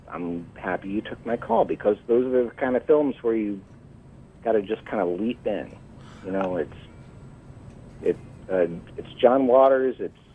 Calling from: Massachusetts, United States; I'm calling from Massachusetts.

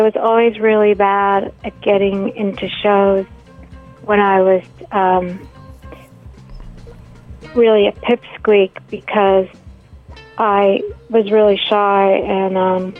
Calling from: Bushwick, New York, United States

